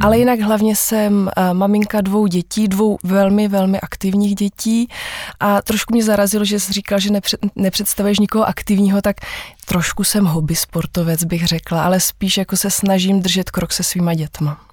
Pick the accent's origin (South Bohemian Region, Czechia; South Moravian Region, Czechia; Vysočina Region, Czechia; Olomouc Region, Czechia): South Moravian Region, Czechia; Vyškov; jsem z Vyškova a vlastně ve Vyškově se trávím celý život